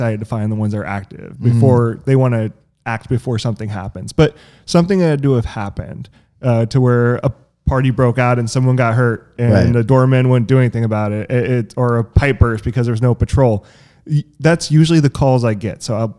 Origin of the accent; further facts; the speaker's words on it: Roseville, California, United States; I mean, I'm originally from Sacramento, California, a small town, Roseville.